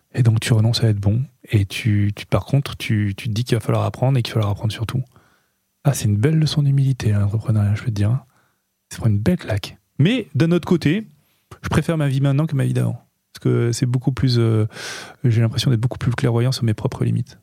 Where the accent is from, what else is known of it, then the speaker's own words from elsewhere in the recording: Nice, Provence-Alpes-Côte d'Azur, France; on est, on est niçois